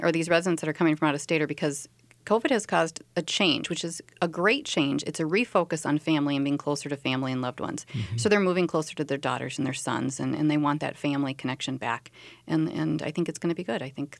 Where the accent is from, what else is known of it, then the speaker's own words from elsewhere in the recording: North Dakota, United States; Oh, and North Dakota too, which is my home state.